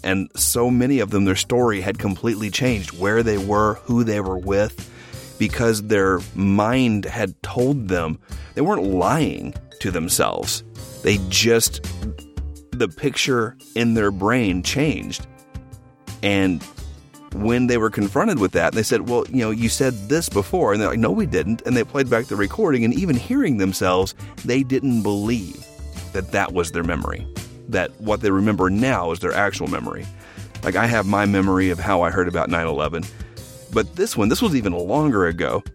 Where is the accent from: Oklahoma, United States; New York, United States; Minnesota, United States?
Oklahoma, United States; I grew up in Oklahoma